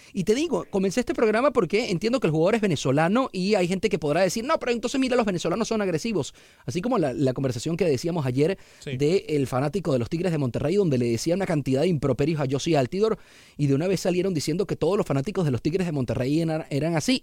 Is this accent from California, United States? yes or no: yes; San Francisco, California, United States; now in Houston, United States; nací en San Francisco